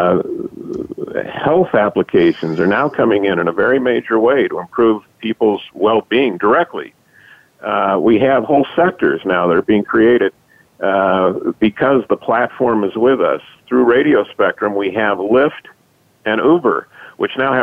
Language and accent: English; Los Angeles, California, United States; I grew up in Los Angeles